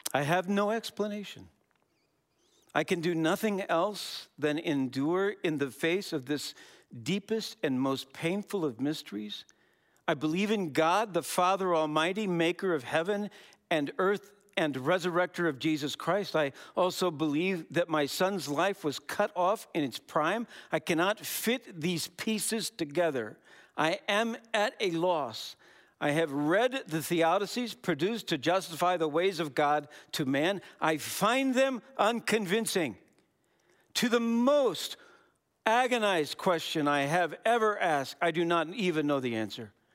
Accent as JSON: {"language": "English", "region": "Wisconsin", "country": "United States", "said": "we're from Wisconsin."}